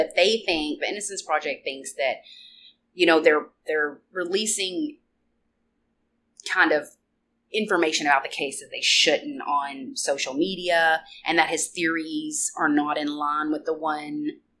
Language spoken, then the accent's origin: English; Arkansas, United States; we're from Arkansas.